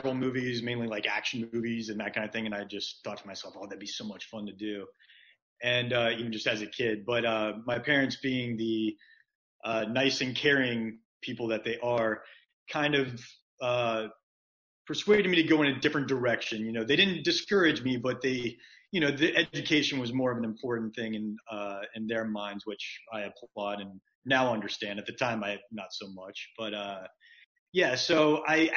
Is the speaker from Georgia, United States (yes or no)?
yes; Marietta, Georgia, United States; moved away as an adult; also born or lived in Atlanta, Georgia / Mississippi / Los Angeles; I was born in Marietta, Georgia